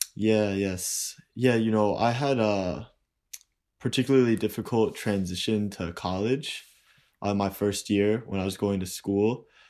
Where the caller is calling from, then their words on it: New York, United States; also born or lived in Saint Louis; I'm calling from New York